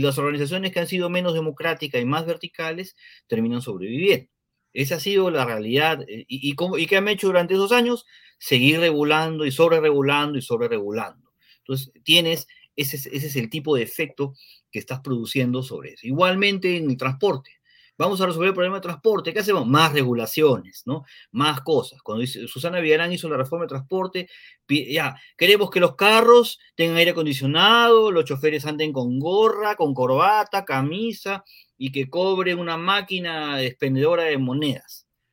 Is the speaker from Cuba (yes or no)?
no; Peru; somos peruanos y los peruanos tenemos otra forma de hacer las cosas